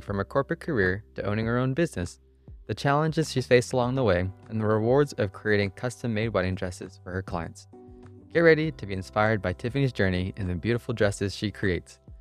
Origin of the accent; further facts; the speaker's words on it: Oklahoma City, Oklahoma, United States; my hometown, Oklahoma City